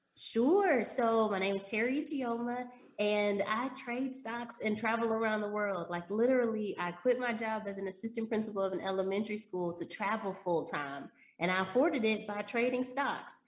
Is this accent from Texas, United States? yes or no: yes; Dallas, Texas, United States; moved away as an adult; also born or lived in Chicago; I grew up in Dallas